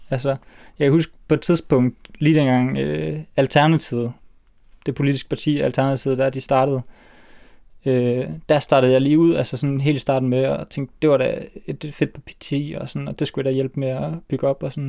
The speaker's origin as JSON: {"language": "Danish", "town": "Aalborg", "region": "North Denmark Region", "country": "Denmark", "said": "der var en familiefest hjemme i Aalborg"}